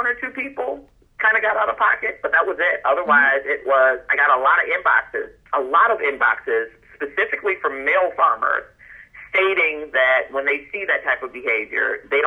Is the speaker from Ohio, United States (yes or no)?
no; Chicago, Illinois, United States; I'm from Chicago